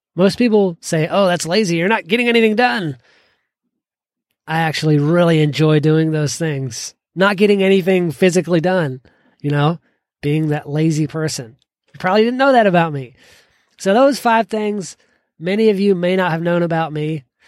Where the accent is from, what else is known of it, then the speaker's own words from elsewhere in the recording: Georgia, United States; growing up in Georgia